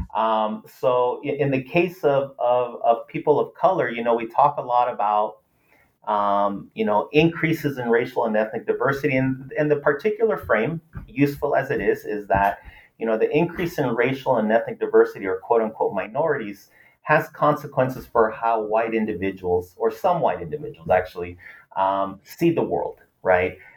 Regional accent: Los Angeles, California, United States; first language Spanish; English is a second language; growing up

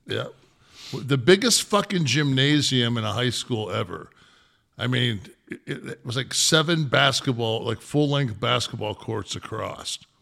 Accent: Detroit, Michigan, United States; I was born in Hartford Hospital in Detroit

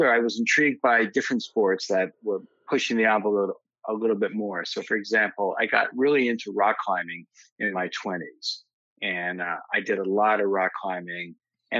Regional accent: West Orange, New Jersey, United States; also born or lived in Bergen County, New Jersey; I live in Bergen County now, and I grew up in Essex County in West Orange, so I haven't really moved that far away

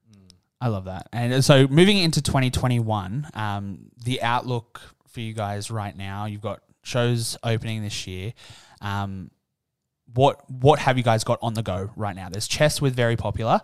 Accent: Newcastle, New South Wales, Australia; moved away; Today, I'm in my hometown for the first time

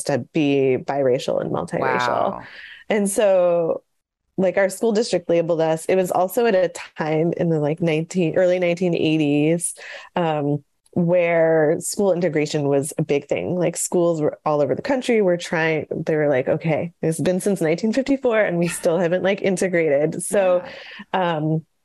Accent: Syracuse, New York, United States; where we grew up in Syracuse, New York

